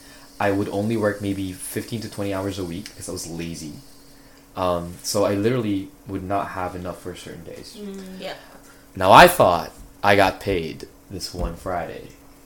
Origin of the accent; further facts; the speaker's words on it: Philippines; I'm Filipino. How do I not know this?